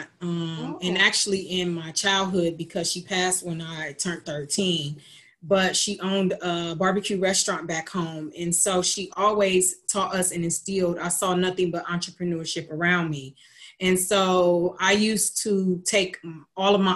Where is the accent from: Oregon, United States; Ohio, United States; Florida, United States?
Ohio, United States; Lima; also born or lived in Columbus, Ohio; I'm originally from Lima, Ohio, born and raised, moved to Columbus, Ohio at 19 years old